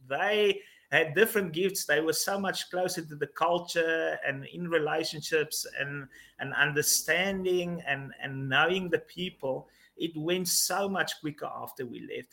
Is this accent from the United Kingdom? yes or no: no; South Africa; also born or lived in Mozambique; I am South African, living in South Africa.